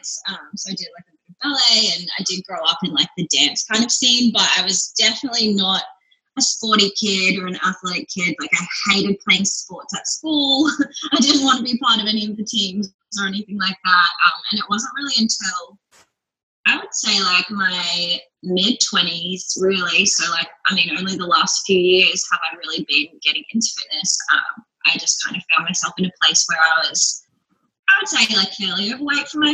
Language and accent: English; Melbourne, Victoria, Australia; now in Brisbane, Australia; I'm from here. My parents are from here. I was actually born in Melbourne, but I live in Brisbane now